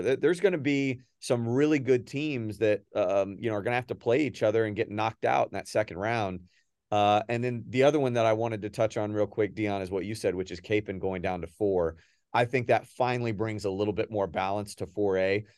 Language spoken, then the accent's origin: English; Memphis, Tennessee, United States; moved away; I was born in Memphis